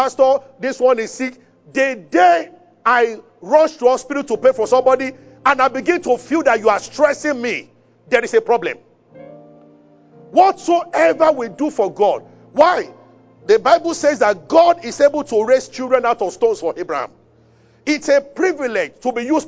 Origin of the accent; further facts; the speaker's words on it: Abeokuta, Ogun State, Nigeria; I grew up in Abeokuta, where we are familiar with wells.